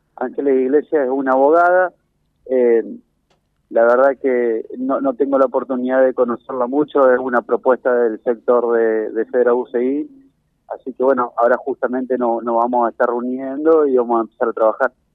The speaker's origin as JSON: {"language": "Spanish", "country": "Argentina", "said": "nosotros somos argentinos"}